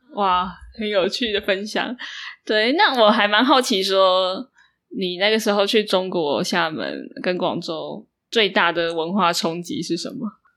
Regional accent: Taiwan; accent: Taiwanese; 我本身是台湾口音、台湾腔

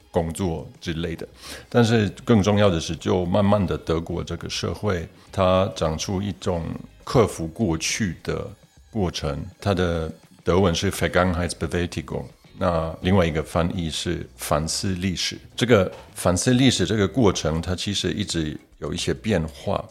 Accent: Germany; also born or lived in Poland; 我也是在德国长大的

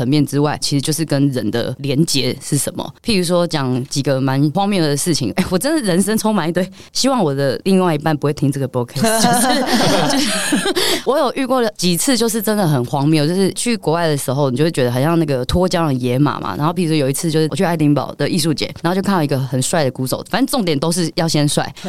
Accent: Taiwan; 我在中山区长大

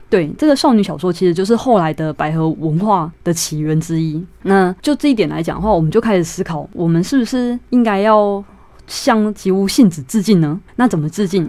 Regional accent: Taichung, Taiwan; 我和我妹妹都是在眷村长大

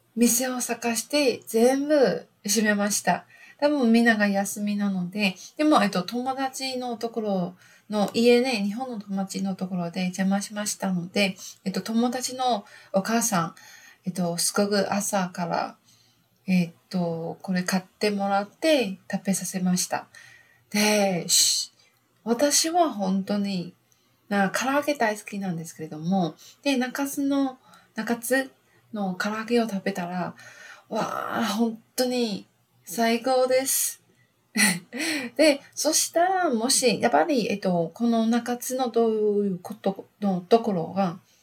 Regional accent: Taiwan; Japanese is a second language; also born or lived in Fukuoka, Japan / Gold Coast, Australia; 私、台湾人

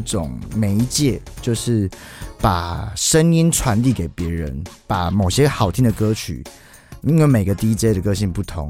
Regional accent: Taiwan; 那既然我要做一张专辑，我又是在台湾长大的，我不想失去这个文化性。

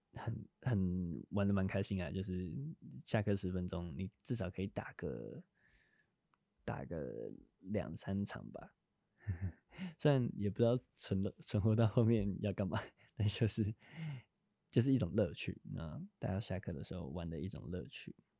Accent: New Taipei, Taiwan; 我新北人，我们那边是，我们学校是都叫豆盘

